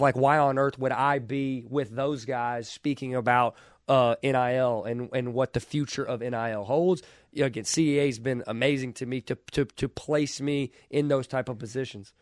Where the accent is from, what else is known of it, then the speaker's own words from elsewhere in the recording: Kentucky, United States; I was from Kentucky